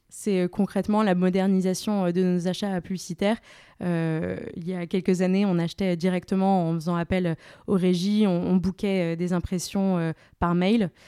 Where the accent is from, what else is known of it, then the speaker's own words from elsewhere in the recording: Paris, Île-de-France, France; also born or lived in Angers; Je suis parisienne euh, d'origine